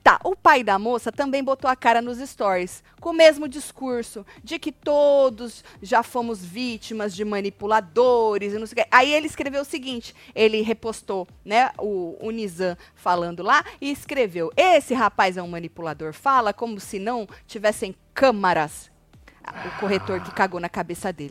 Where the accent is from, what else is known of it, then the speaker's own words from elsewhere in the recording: Jaú, São Paulo, Brazil; Tati, sou do interior de São Paulo, Jaú.